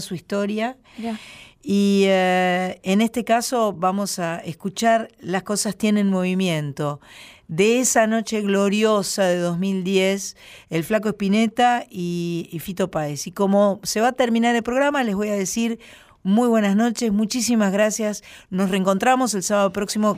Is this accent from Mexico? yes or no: no; Uruguay; los uruguayos